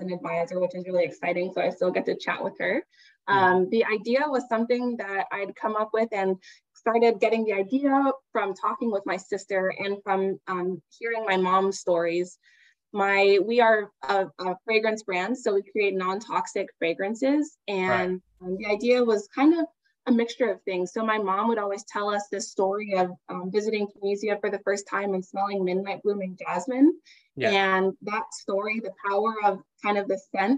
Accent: Dayton, Ohio, United States; moved away as an adult; also born or lived in Miami, Florida; I am originally from Dayton, Ohio, a little town in the US in the Midwest

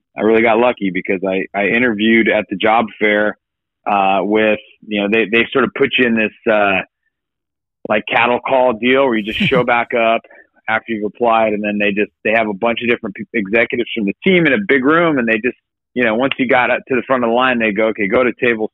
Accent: Fresno, California, United States; my community that I grew up

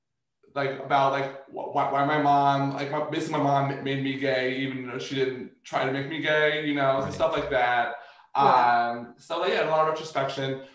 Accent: Columbia, Maryland, United States; I grew up like in Columbia, Maryland

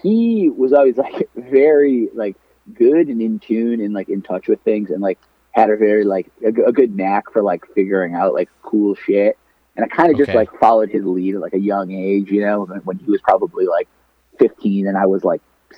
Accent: Southern Connecticut, United States; I grew up in Southern Connecticut, just like dead center of Connecticut.

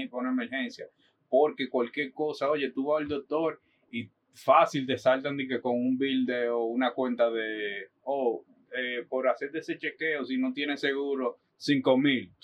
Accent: Dominican Republic; moved away as an adult; now in New York, United States

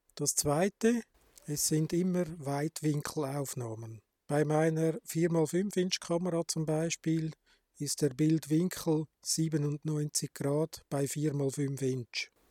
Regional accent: Switzerland; Bei uns in der Schweiz

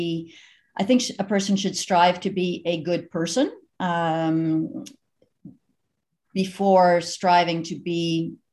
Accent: Canada; also born or lived in Eastern Ontario; I was raised in the United Church of Canada

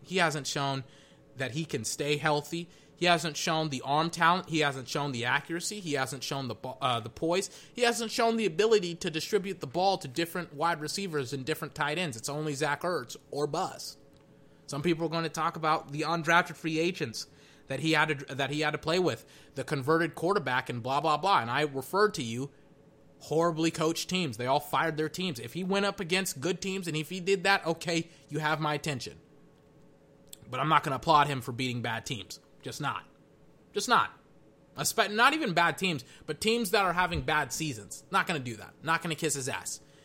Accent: Weir, Texas, United States; I'm from Weir, Texas. Weir is like a couple of miles outside of Georgetown, which is why I always say I'm from Georgetown instead of Weir

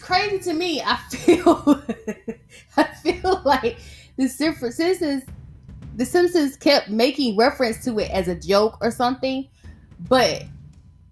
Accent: the South, United States; I'm from the South

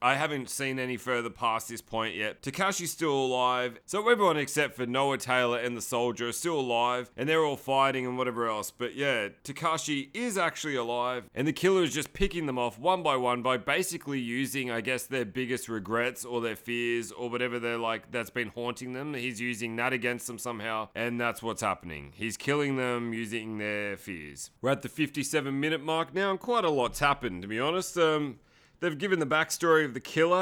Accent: Sydney, New South Wales, Australia; I'm from Sydney, Australia.

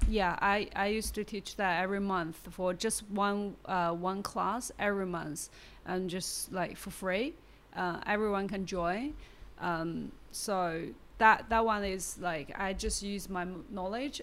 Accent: Baoding, Hebei, China; English is a second language; also born or lived in Beijing / Shanghai; now in Shenzhen, China; I come from Baoding. You know, it's a small city.

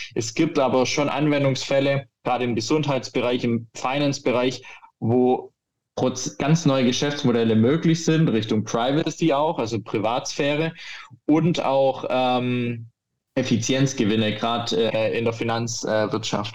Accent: Germany; bei uns in Deutschland

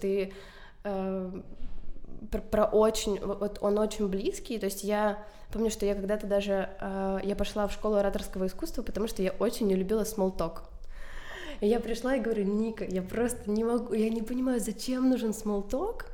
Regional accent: Chernihiv, Chernihiv Oblast, Ukraine; я из Чернигова, я училась в первой школе.

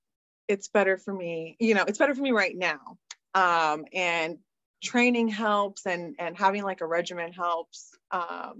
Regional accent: United States; I'm Mexican American as well

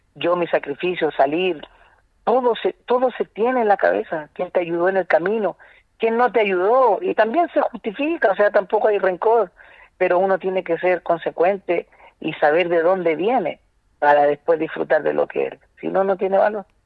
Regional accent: Santiago, Santiago Metropolitan Region, Chile; soy de La Pintana

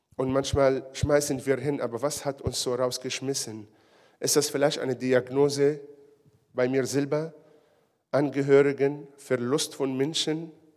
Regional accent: Israel; now in Ulm, Germany; Ich komme ja aus Israel

